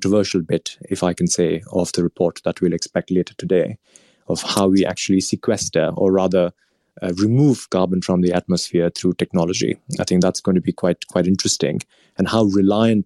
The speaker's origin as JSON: {"language": "English", "country": "India", "moved": "yes", "said": "India, my home country"}